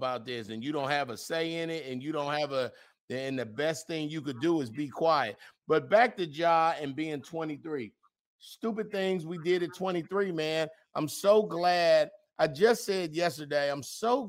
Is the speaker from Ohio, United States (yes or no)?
no; California, United States; I'm from Cali.